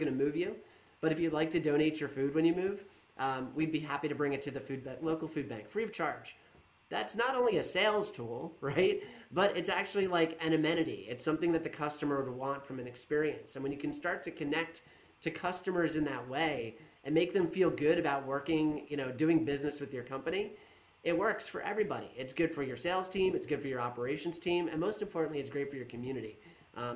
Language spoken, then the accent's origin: English; Monmouth County, New Jersey, United States; I'm from Monmouth County, New Jersey